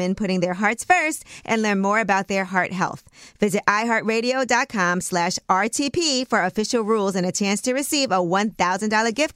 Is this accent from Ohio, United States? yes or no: no; New York City, New York, United States; I am from Brooklyn.